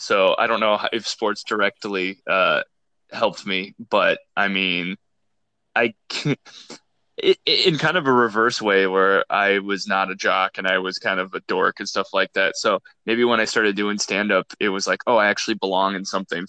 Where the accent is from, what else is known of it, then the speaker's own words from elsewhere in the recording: Iowa, United States; growing up in Iowa, you know, and just smaller town